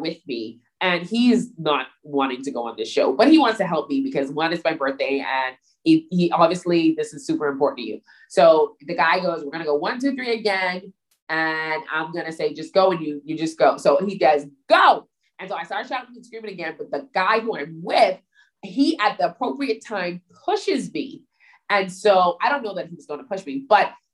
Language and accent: English; Bahamas; I was from the Bahamas